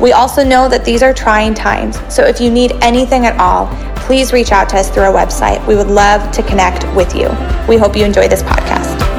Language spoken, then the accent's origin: English; outside of Chicago, Illinois, United States; now in Madison, United States; I grew up outside of Chicago